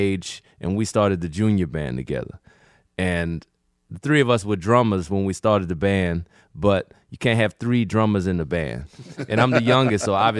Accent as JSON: {"language": "English", "town": "Kenner", "region": "Louisiana", "country": "United States", "tie": "born or raised there", "also_born_or_lived": "Metairie, Louisiana", "said": "So I was born in Metairie, Louisiana. And I was raised in Kenner, Louisiana, between Kenner and New Orleans"}